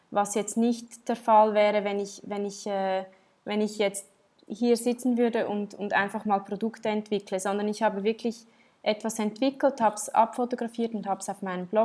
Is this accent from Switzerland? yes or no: yes; Switzerland; Aber ja, ich, ich, bin, ich bin in der Schweiz aufgewachsen.